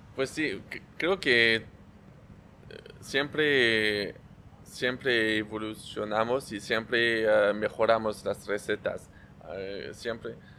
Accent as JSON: {"language": "Spanish", "town": "Versailles", "region": "Île-de-France", "country": "France", "tie": "born or raised there", "second_language": "Spanish", "moved": "yes", "said": "nací muy cerca de, afuera de París"}